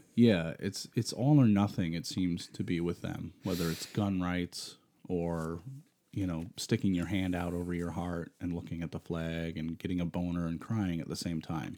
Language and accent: English; Rochester, New York, United States; we're from Rochester